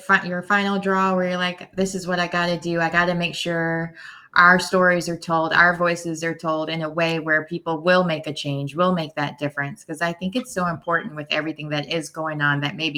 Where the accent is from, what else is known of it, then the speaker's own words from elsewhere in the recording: United States; being an American